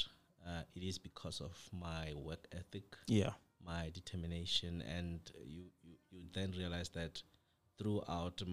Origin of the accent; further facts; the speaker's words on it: Kabudibe village, Ditsobotla district, North West, South Africa; moved away as an adult; now in Johannesburg, South Africa; I was born in Kabudibe village, engineered there, attended school there